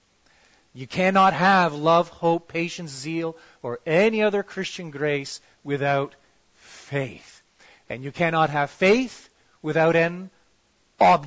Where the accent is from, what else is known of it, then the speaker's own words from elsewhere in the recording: Toronto, Ontario, Canada; I'm from Toronto